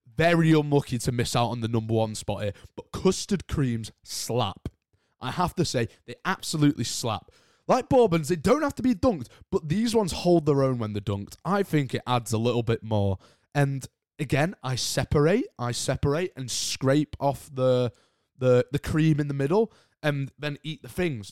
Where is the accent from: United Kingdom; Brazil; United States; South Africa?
United Kingdom; accent: British; I'm British myself, as you probably can tell by the accent